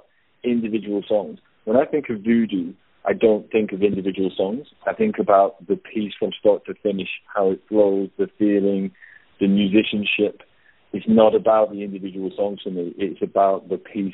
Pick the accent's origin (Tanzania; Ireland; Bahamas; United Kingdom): United Kingdom; moved away as an adult; now in Australia; I'm originally from the UK. I moved over here when I was 30